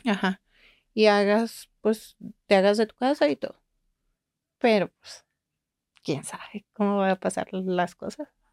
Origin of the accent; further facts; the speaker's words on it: Guadalajara, Jalisco, Mexico; now in Monterrey, Mexico; Los dos somos de Guadalajara